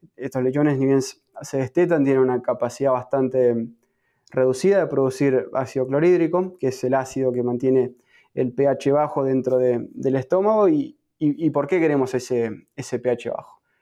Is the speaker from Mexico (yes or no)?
no; Argentina; moved away as an adult; now in United States; soy nativo de, Argentina, me encuentro en este momento en Estados Unidos haciendo mi, programa de PhD